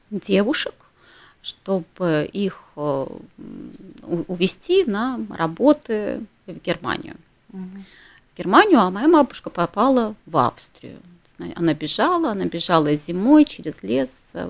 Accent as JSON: {"language": "Russian", "town": "Ternopil", "region": "Ternopil Oblast", "country": "Ukraine", "tie": "born or raised there", "moved": "yes", "said": "я родилась в Украине. Угу. Я родилась в городе Тернополе. угу. А, это на западе Украины, недалеко угу. от э, Львова."}